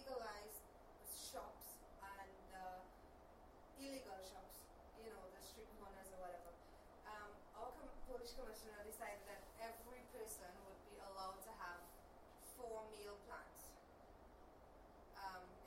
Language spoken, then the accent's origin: English; Trinidad & Tobago; I'm from Trinidad